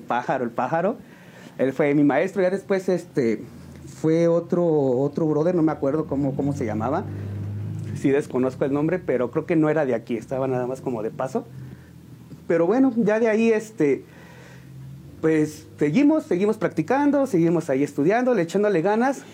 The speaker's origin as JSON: {"language": "Spanish", "town": "San Juan del Río", "region": "Querétaro", "country": "Mexico", "tie": "born or raised there", "said": "De aquí, de aquí de San Juan del Río. Soy originario de San Juan"}